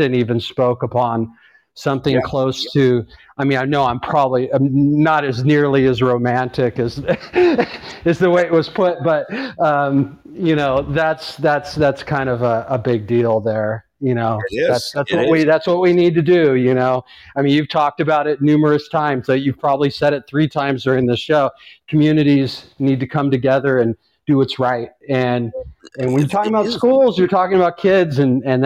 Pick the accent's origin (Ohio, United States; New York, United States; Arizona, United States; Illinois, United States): Arizona, United States; Tucson; I'm from Tucson